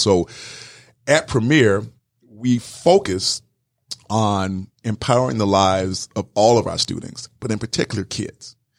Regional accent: South Georgia, United States; moved away as an adult; also born or lived in Wisconsin; growing up in South Georgia

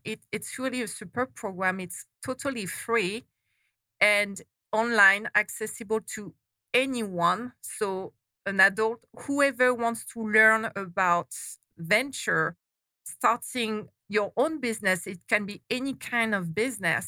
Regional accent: France; moved away as an adult; now in Arizona, United States; I'm not from Arizona originally. to everybody's surprise, I was born and raised in France.

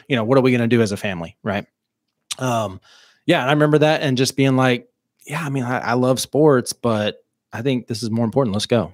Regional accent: Mountainburg, Arkansas, United States; born and raised in Mountainburg, Arkansas

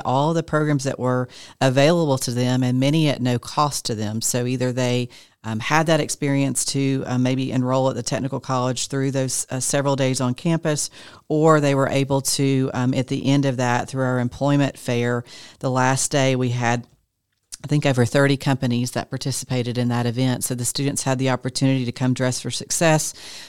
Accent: Georgia, United States; A lot of us were born and raised in Forsyth County, and we want our students to come back and reinvest in the community as well.

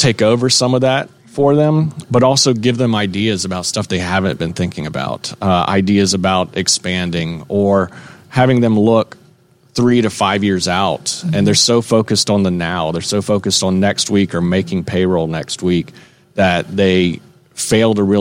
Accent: Dunwoody, Georgia, United States; I am from Atlanta. I'm from this area, actually. I'm from Dunwoody

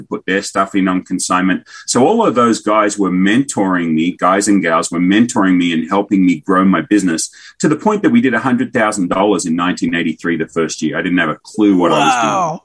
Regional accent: Australia; also born or lived in Kansas / Kentucky; now in Tennessee, United States; Australian by birth, American by choice

